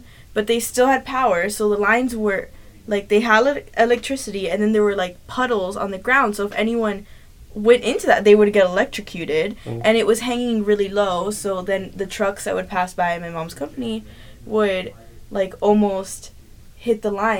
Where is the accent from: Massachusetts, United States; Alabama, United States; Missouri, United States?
Missouri, United States; Kansas City; I'm from Kansas City. I lived through no hurricanes.